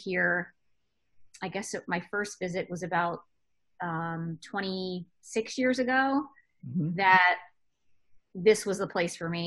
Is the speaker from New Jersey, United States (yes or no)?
yes; New Jersey, United States; moved away as an adult; I grew up in New Jersey